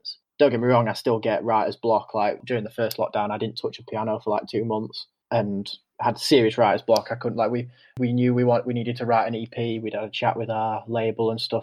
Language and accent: English; Guiseley, Yorkshire and the Humber, United Kingdom; Lived in a great town, like a suburb of Leeds called Guiseley